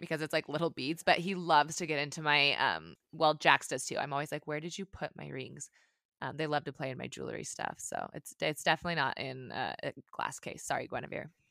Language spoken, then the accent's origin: English; Montana, United States; I grew up in Montana